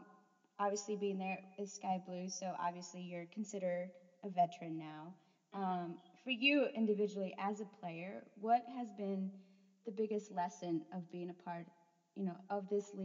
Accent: El Paso, Texas, United States; I'm actually from El Paso

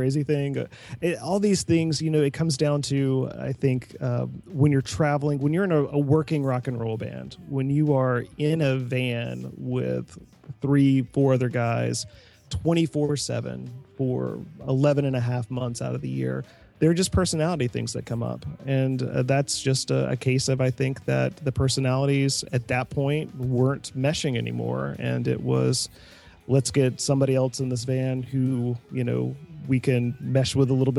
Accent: the South, United States; I grew up in the South

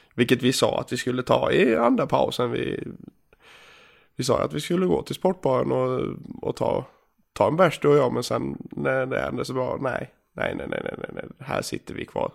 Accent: Gagnef, Dalarna County, Sweden; moved away; hemma i Gagnef

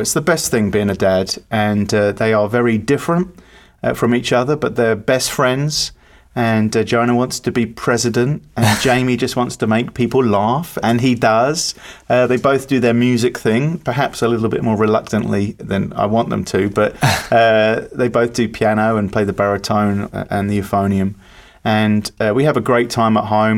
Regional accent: Chelmsford, East of England, United Kingdom; moved away; I hail from the United Kingdom, from a little place called Chelmsford

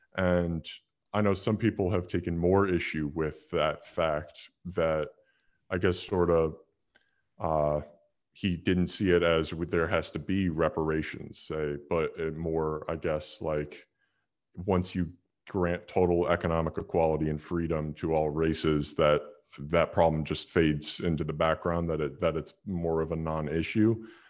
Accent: Chicago, Illinois, United States; I grew up in Chicago

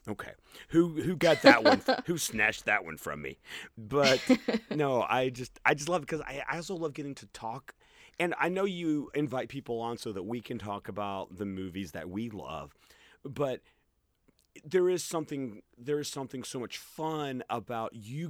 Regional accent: Birmingham, Alabama, United States; you how many times people ask me where I'm from, and I'm like, Birmingham. And they're like, no, but where are you originally from? Birmingham. Oh, you don't sound Southern at all.

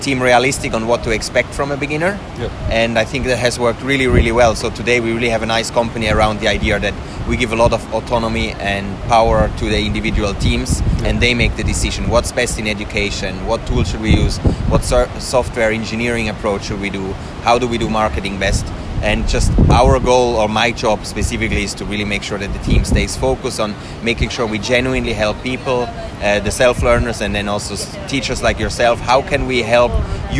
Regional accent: Switzerland; moved away as an adult; also born or lived in Finland; now in Helsinki, Finland; so I'm from Switzerland originally. I moved to Finland about 10 years ago

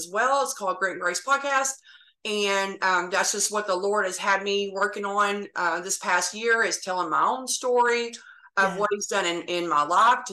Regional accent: Texas, United States; also born or lived in Oklahoma; I was actually born in Oklahoma, but I've lived in Texas since I was 3 years old. I live in North Texas

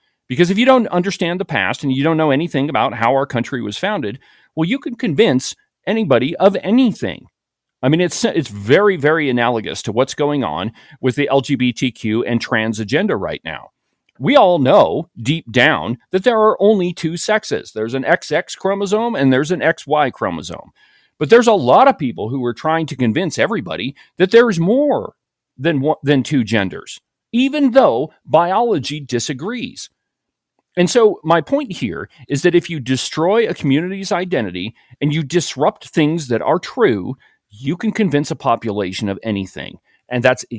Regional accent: Evanston, Illinois, United States; such as in my hometown of Evanston, Illinois

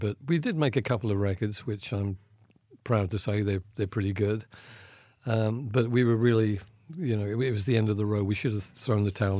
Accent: Colchester, East of England, United Kingdom; That was in Colchester, my hometown.

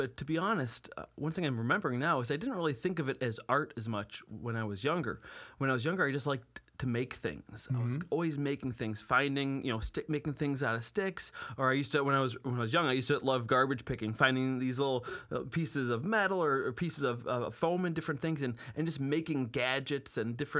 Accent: Buffalo, New York, United States; also born or lived in Cheektowaga / Williamsville; Just born and raised right here in Buffalo.

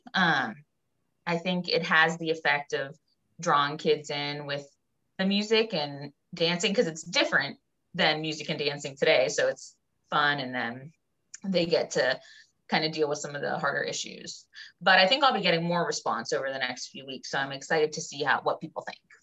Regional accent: Pittsburgh, Pennsylvania, United States; I grew up in the Pittsburgh area, a little bit north of Pittsburgh

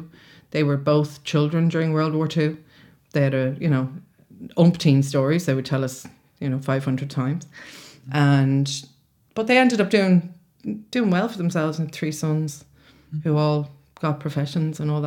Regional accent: Roundwood, Leinster, Ireland; moved away; I lived and I was brought up near enough to Roundwood, above Devil's Den, Waterfall, riding ponies all day and being a wild child

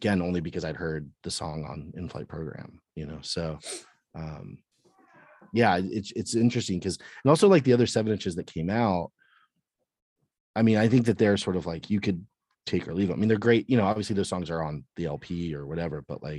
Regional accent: Cape Coral, Florida, United States; I grew up in Florida

